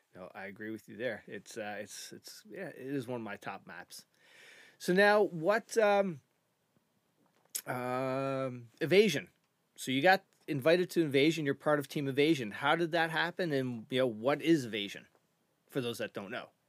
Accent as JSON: {"language": "English", "region": "Eastern Canada", "country": "Canada", "said": "we're from Eastern Canada."}